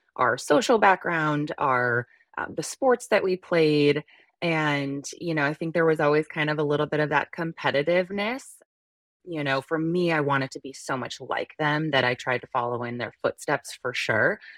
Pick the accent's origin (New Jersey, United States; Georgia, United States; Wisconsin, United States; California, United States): New Jersey, United States; northern; also born or lived in Midwest; So, I grew up in New Jersey for, you know, the majority of my life, and we lived in northern New Jers-, New Jersey in, um, the tri-state area.